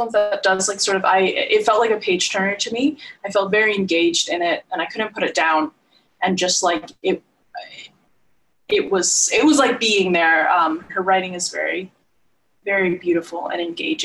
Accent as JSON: {"language": "English", "region": "Nova Scotia", "country": "Canada", "said": "I am from Nova Scotia"}